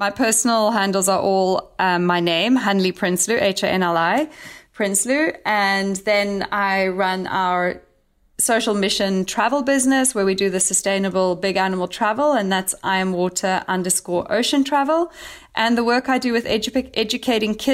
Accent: Cape Town, Western Cape, South Africa; I'm actually going to be hosting my first ever trip in my hometown of Cape Town, sharing the lesser known sides of Cape Town

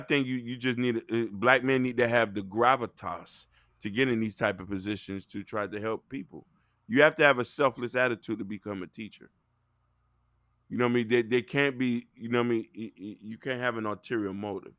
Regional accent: Dade County, Florida, United States; I'm from Dade County, Chopper City.

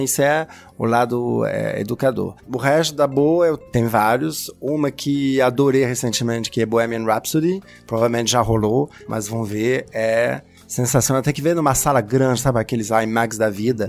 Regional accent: France; Portuguese is a second language; moved away; para mim como francês

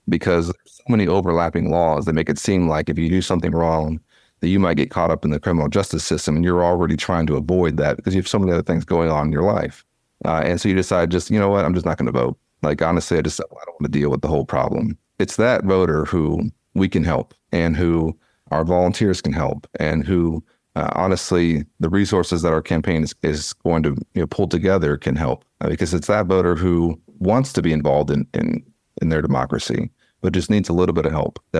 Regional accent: Dallas, Texas, United States; I'm a fourth generation Texan. I was born and raised in Dallas by a single mother

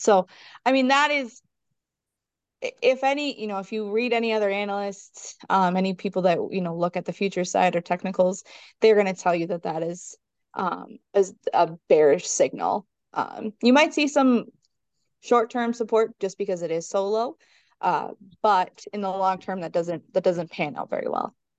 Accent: Minnesota, United States; also born or lived in South Central North Dakota; now in North Dakota, United States; originally I'm from Minnesota

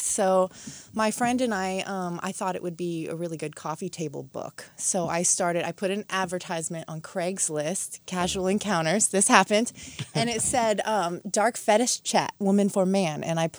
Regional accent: Westwood, California, United States; It was Westwood, California, really small town.

